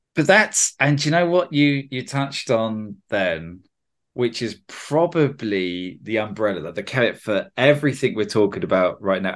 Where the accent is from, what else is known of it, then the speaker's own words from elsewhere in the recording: United Kingdom; I'm a Brit